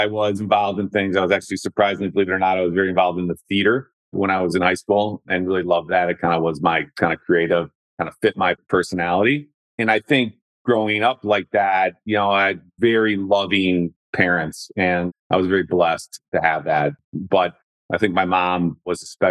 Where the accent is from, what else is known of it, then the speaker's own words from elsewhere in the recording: Brookfield, Wisconsin, United States; now in Cincinnati, United States; I'm from a suburb outside of Wisconsin called Brookfield and had my formative years there